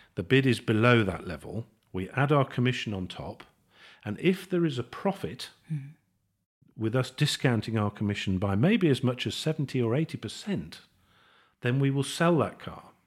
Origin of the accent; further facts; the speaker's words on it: Birmingham, West Midlands, United Kingdom; I'm a Brummie